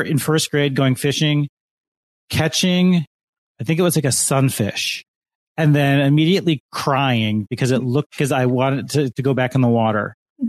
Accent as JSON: {"language": "English", "area": "Lake Michigan", "region": "Midwest", "country": "United States", "tie": "born or raised there", "said": "I have gone fishing growing up on Lake Michigan."}